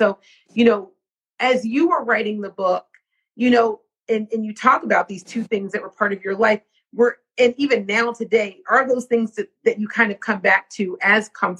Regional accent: outside Philadelphia, Pennsylvania, United States; I grew up outside of Philly. I grew up in the country. So I'm from a very small town where there is nothing but, you know, cows and pigs, and it's a mostly Mennonite community.

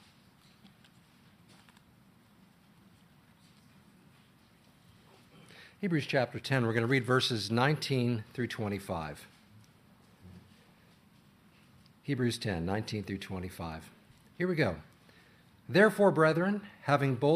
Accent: Illinois, United States; moved away; I'm from Illinois

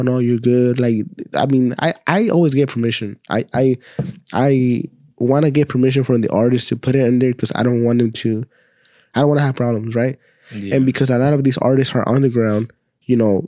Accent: Austin, Texas, United States; We're from Austin, Texas

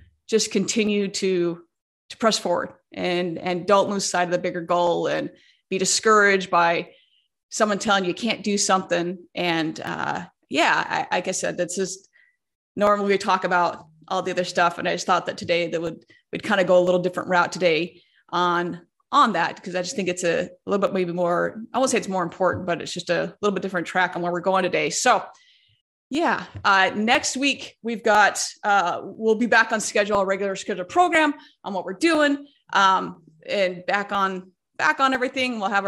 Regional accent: West Coast, United States; I grew up on the West Coast. I've lived a lot of places, but I was born on the West Coast

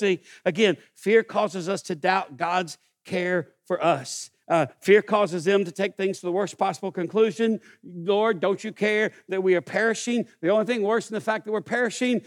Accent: East Texas, United States; I grew up in East Texas.

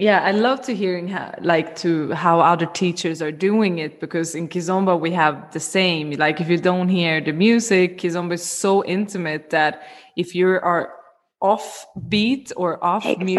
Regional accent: Sweden; moved away; I come from Sweden originally

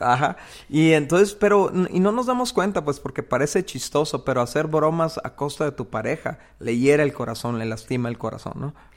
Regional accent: Mexico; en una cultura como la de nosotros, como la mexicana o la, latinoamericana

